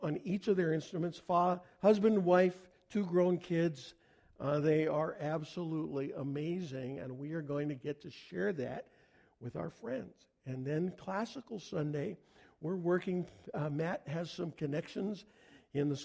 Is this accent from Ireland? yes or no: no; Canada; I'm a Canadian